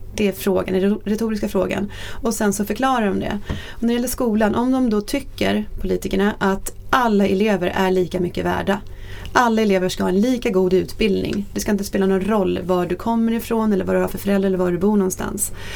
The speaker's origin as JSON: {"language": "Swedish", "town": "Norrköping", "region": "Östergötland", "country": "Sweden", "tie": "born or raised there", "said": "jag är född och uppvuxen i Norrköping"}